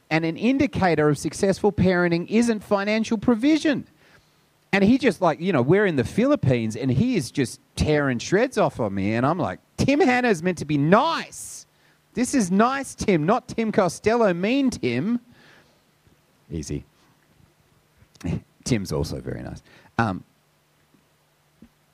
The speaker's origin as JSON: {"language": "English", "town": "Sydney", "region": "New South Wales", "country": "Australia", "tie": "born or raised there", "said": "I grew up on the North Shore. I grew up in St. Ives back in the day when everyone had a toilet."}